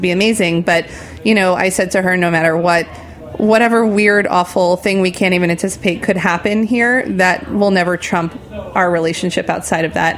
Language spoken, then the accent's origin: English; New Jersey, United States; moved away as an adult; now in New York, United States; I'm a tri state area person, so I grew up in New Jersey